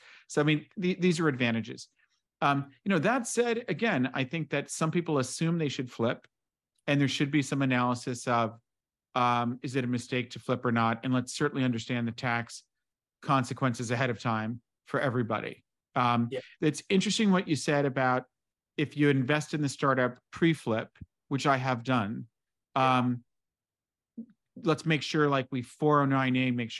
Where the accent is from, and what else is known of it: United States